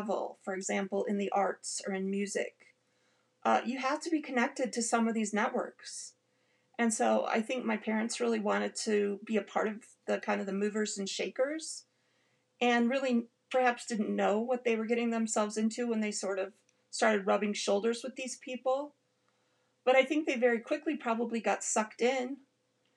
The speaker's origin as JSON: {"language": "English", "town": "Detroit", "region": "Michigan", "country": "United States", "tie": "born or raised there", "said": "I grew up in Detroit, Michigan, in the same Mormon congregation as Mitt Romney"}